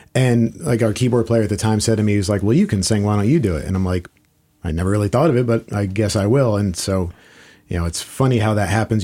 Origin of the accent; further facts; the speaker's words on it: South Florida, United States; moved away as an adult; I grew up in South Florida